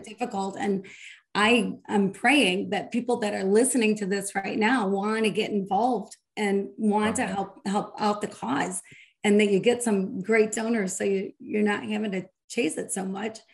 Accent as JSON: {"language": "English", "region": "Michigan", "country": "United States", "said": "I'm from Michigan"}